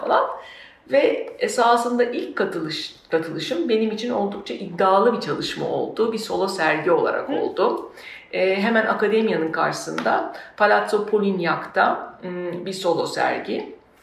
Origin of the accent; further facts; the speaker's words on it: Söke, Aydın, Turkey; moved away; also born or lived in Istanbul; Benim doğduğum, büyüdüğüm topraklarda ki benim doğduğum, büyüdüğüm yer Söke